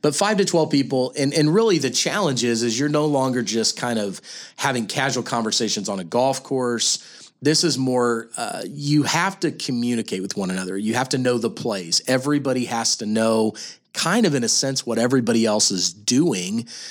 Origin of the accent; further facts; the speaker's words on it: Kansas City, Missouri, United States; we're both from Kansas City